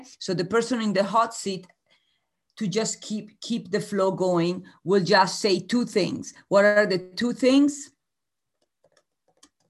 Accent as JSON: {"language": "English", "country": "Italy", "moved": "yes", "said": "I am originally from Italy"}